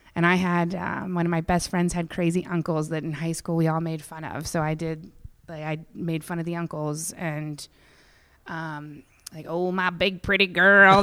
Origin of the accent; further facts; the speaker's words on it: Indiana, Pennsylvania, United States; moved away as an adult; also born or lived in Pittsburgh, Pennsylvania / San Francisco, California; now in Los Angeles, United States; Indiana, Pennsylvania